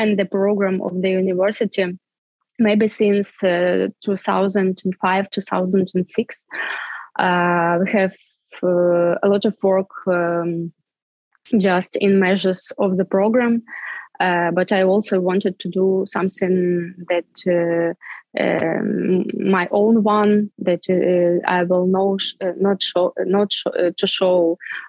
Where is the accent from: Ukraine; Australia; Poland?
Ukraine; Svitlovodsk, Kirovohrad Oblast; English is a second language; moved away as an adult; also born or lived in Arkhangelsk, Russia / Kyiv, Ukraine; I was born in Arkhangelsk. It's a north of Russia. But in 1991, when the Soviet Union was stopped to exist, our family moved to Ukraine, to the central Ukraine, to the small town of Svetlovodsk.